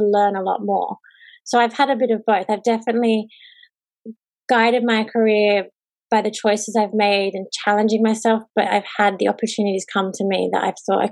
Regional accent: Sydney, New South Wales, Australia; I am Australian. I grew up in Sydney, on the northern beaches mostly.

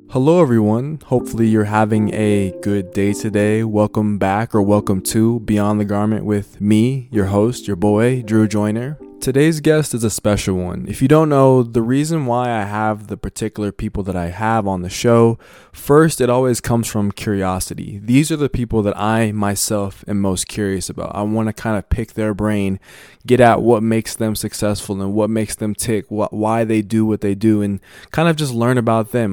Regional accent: United States; I grew up born and raised in America

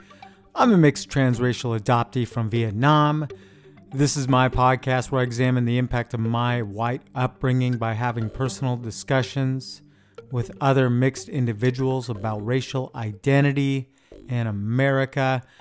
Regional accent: United States; I'm an American.

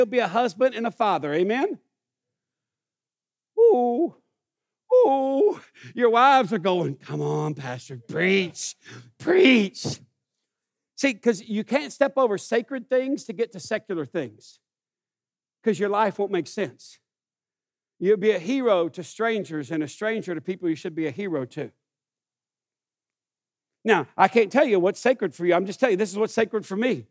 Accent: United States; I grew up in this town

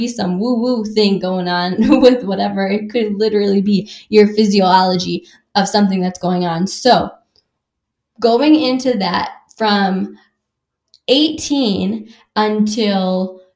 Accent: Wisconsin, United States; I grew up in Wisconsin

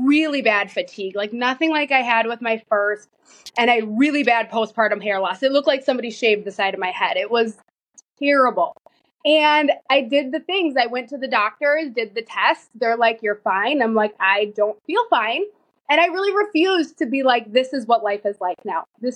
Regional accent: Minnesota, United States; I am from Minnesota. I live in a very small town

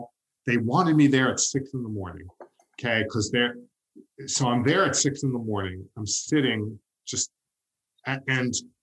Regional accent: New York, United States; as a New Yorker

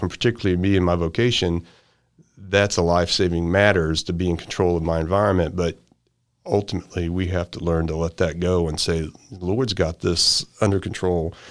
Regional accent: Sedalia, Missouri, United States; also born or lived in Marshall, Missouri; I'm from Sedalia and Marshall

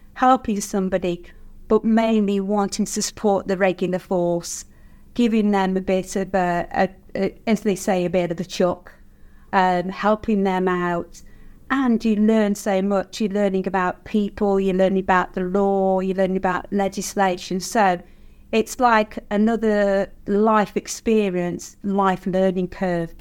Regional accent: Nosa, West Midlands, United Kingdom; I've born and bred in Nosa, lived in Nosa all my life

